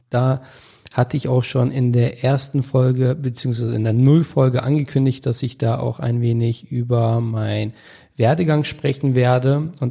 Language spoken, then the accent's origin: German; Augustdorf, North Rhine-Westphalia, Germany; also born or lived in Detmold; Ich komme aus Augustdorf. Das ist ein Dorf circa 20 Kilometer von Bielefeld entfernt. Dort bin ich aufgewachsen, groß geworden, auch in der Nähe in Detmold ja, geboren.